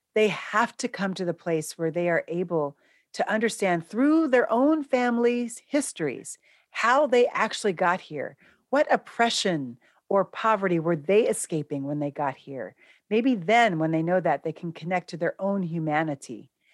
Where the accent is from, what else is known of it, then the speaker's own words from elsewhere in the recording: New York City, New York, United States; now in Philadelphia, United States; I'm a New Yorker